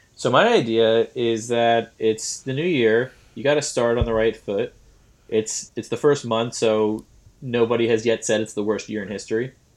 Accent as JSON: {"language": "English", "region": "New York", "country": "United States", "said": "we're from New York"}